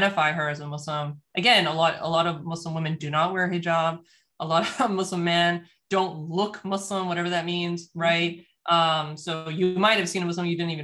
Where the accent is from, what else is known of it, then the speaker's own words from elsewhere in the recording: United States; I'm in the US, born and raised in the United States